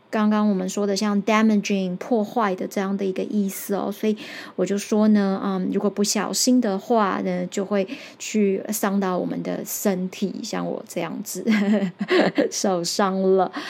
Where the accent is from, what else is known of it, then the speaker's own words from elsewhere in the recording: Taiwan; first language Taiwanese Hokkien; Chinese is a second language; 我就是说台语长大的嘛